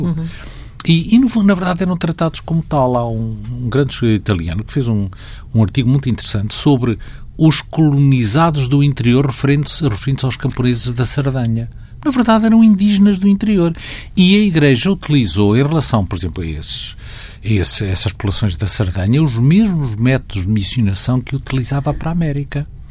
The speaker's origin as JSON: {"language": "Portuguese", "area": "Bairrada", "region": "Centro", "country": "Portugal", "tie": "born or raised there", "also_born_or_lived": "Coimbra", "moved": "as an adult", "said": "Nasci em Coimbra, por acaso. Na verdade, eu vivi sempre na bairrada."}